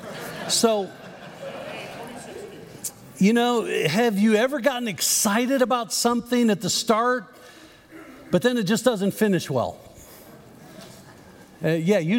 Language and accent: English; Chicago, Illinois, United States; growing up in the Chicago area with a dad who was an avid Cub fan